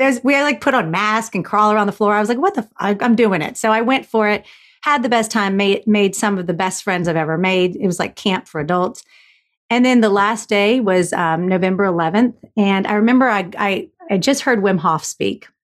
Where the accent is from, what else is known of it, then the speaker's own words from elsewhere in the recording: Florida, United States; I was raised in Florida